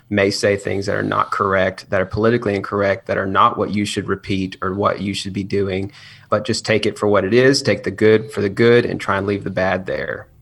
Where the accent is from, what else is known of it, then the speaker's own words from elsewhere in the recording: Chattanooga, Tennessee, United States; I am from Chattanooga, Tennessee. I grew up out there